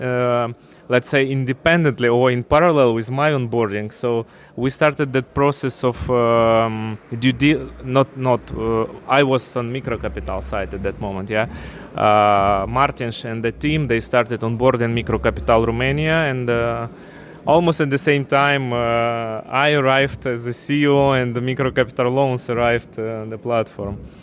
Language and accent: English; Ukraine; moved away as an adult; also born or lived in Russia / Moscow; I'm from Ukraine originally.